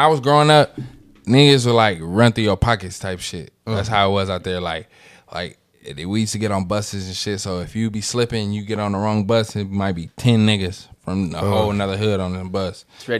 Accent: San Francisco, California, United States; Growing up in San Francisco, bro

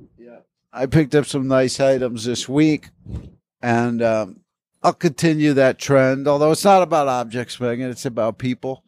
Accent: East Coast, United States; now in Los Angeles, United States; I grew up in the East Coast, so all this is west to me

